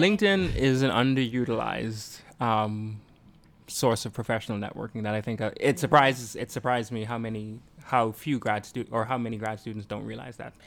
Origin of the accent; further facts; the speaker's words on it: Bahamas; moved away; I'm from the Bahamas